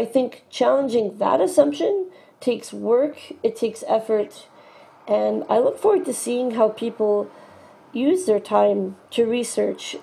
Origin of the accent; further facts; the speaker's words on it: Canada; As a Canadian